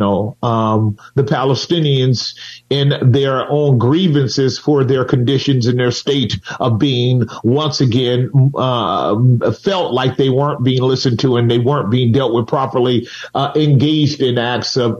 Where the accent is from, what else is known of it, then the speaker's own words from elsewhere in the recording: United States; I am American born